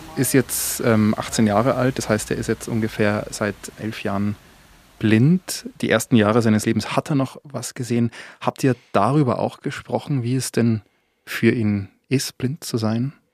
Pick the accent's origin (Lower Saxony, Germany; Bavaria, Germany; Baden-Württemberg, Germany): Bavaria, Germany; wie man bei uns in Bayern sagt, er scheißt sich nichts